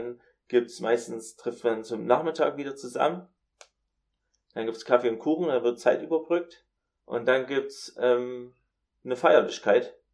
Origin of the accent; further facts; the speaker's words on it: United States; Ähm, ich komme aus Amerika